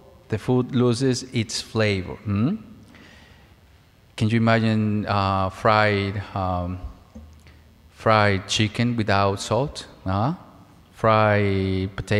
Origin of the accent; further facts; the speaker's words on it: Mexico; moved away; As a child, I lived in a small town in Mexico. I'm originally from Mexico